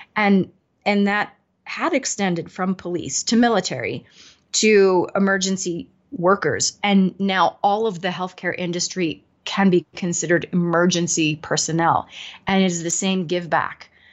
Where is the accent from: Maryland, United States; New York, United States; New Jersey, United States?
New York, United States; now in Denver, United States; I'm in Denver, but I'm from New York. My whole family's in New York